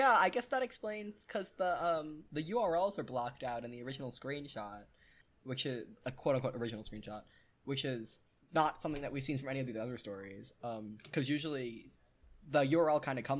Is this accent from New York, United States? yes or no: yes; New York City, New York, United States; I'm from New York City, where the homeless have the decency to try and work for money